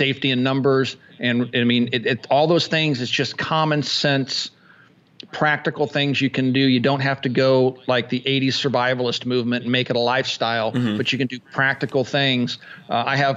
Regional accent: Kansas, United States; moved away; I grew up in Kansas

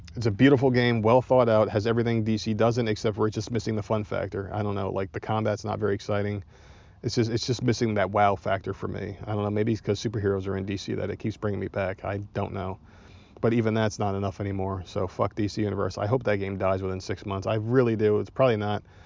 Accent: South Carolina, United States; I'm from South Carolina

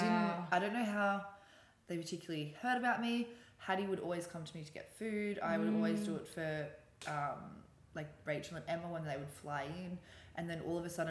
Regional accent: Newcastle, New South Wales, Australia; moved away as an adult; also born or lived in London; now in Sydney, Australia; No, I'm from Newcastle.

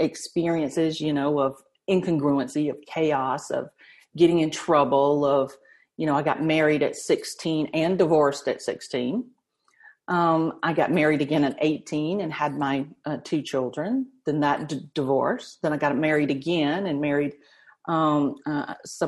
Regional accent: the South, United States; I was raised Southern Baptist in the South.

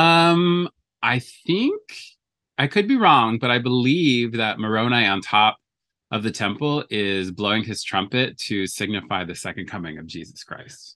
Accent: Alberta, Canada; now in Los Angeles, United States; I was born in Canada. I have dual citizenship, so I am a Canadian and a U S citizen. I was born in Alberta

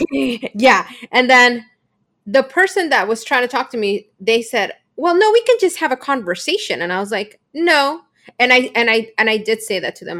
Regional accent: Bolivia; I come from Bolivia, um, and our culture is much more traditional

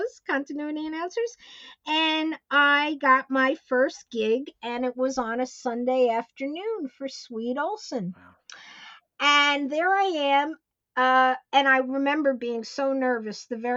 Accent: Elmont, New York, United States; also born or lived in Queens, New York; when I was about 6 years old, we moved from Queens to Elmont

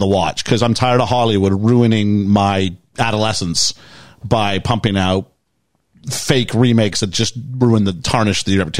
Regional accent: Canada; I'm from Canada

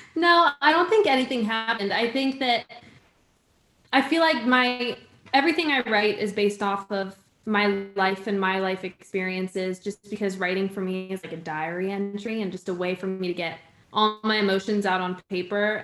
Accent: Connecticut, United States; moved away as an adult; now in Nashville, United States; I'm originally from Connecticut

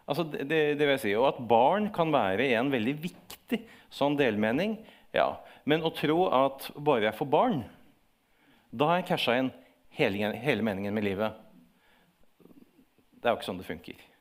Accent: Moss, Østfold, Norway; Jeg er mossing, da.

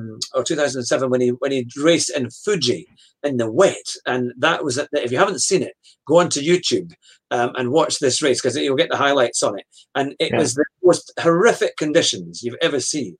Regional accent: United Kingdom; as a Brit

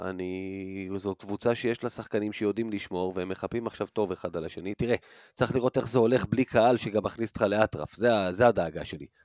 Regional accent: Rishon LeZion, Central District, Israel; אני גדלתי בראשון, זה קרוב לחולון

